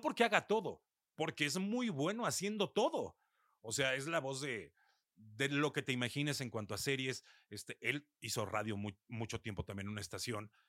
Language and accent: Spanish; Mexico; aquí en mi país